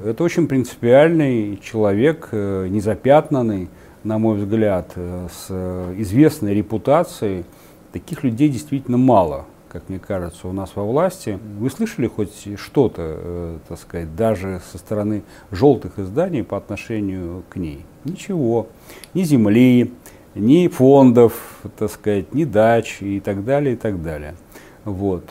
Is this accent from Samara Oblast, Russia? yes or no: yes; Samara, Samara Oblast, Russia; моего родного города, тогда Куйбышева, а не Самары